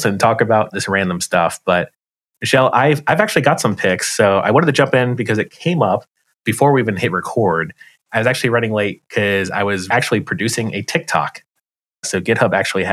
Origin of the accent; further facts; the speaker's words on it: United States; as an American